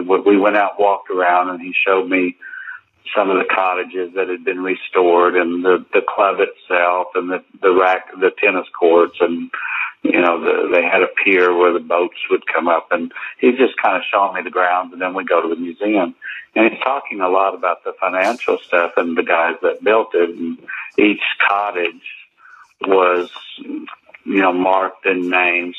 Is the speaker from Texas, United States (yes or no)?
no; Oklahoma, United States; I'm from Oklahoma.